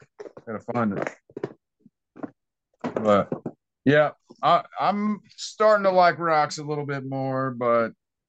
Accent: Missouri, United States; now in Georgia, United States; Missouri, my home state.

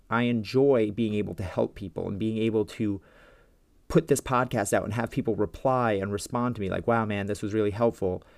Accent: New York, United States; I'm from New York

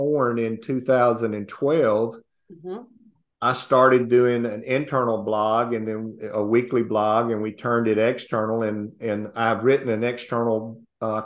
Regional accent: North Mississippi, United States; also born or lived in Houston, Texas; I grew up in North Mississippi and rural Mississippi

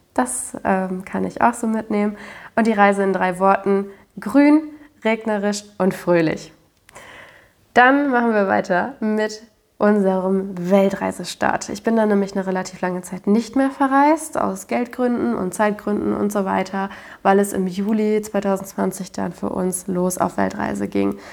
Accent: Germany; als ähm, Deutscher

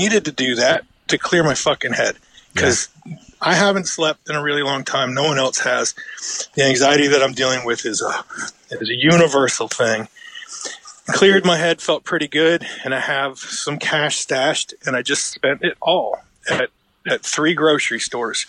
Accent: United States; also born or lived in Richmond, Virginia; I'm American

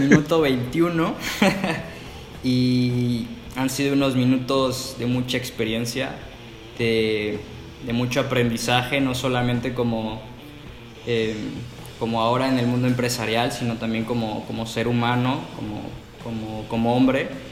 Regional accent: Mexico; somos mexicanos

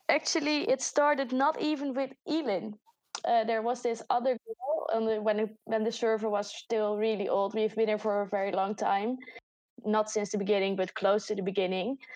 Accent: Netherlands; accent: Dutch; English is a second language; I'm from the Netherlands

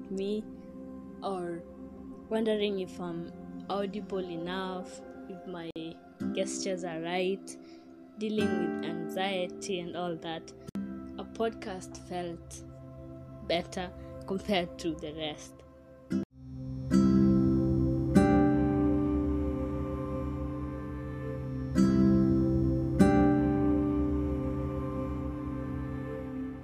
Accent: Kenya; I'm Kenyan.

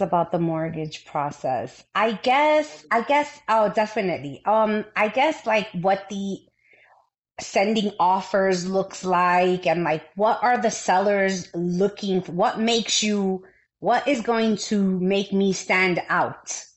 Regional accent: New York City, New York, United States; being a New Yorker all my life

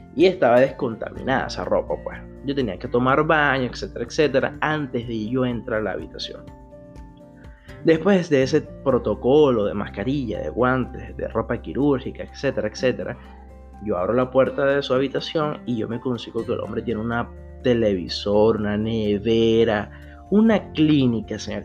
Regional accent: Venezuela; now in Brazil; aquí en el extranjero como venezolano, como un venezolano más en todo el mundo, pero en esta oportunidad el venezolano está aquí en Brasil

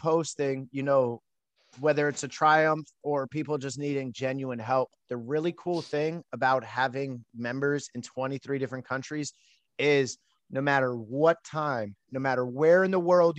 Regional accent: Allentown, Pennsylvania, United States; born there; Yeah, I was born in the Lehigh Valley, Pennsylvania, Allentown specifically.

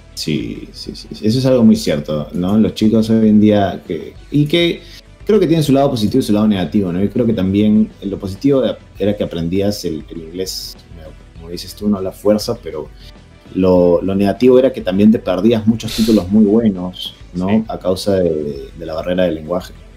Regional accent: Peru; aquí en mi país, en el Perú

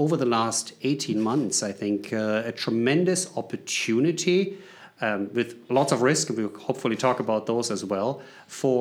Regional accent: Germany; English is a second language; moved away as an adult; now in United States; Based on the accent, you can figure it out. I'm coming from Germany originally, but I live in the U.S.

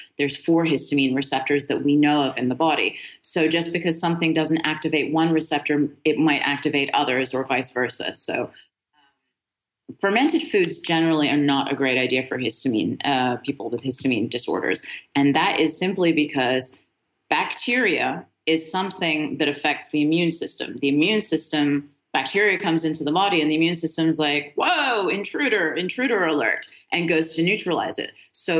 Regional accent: Beirut, Beirut Governorate, Lebanon; born there; So my mom is Lebanese, and which is why I was born in Beirut.

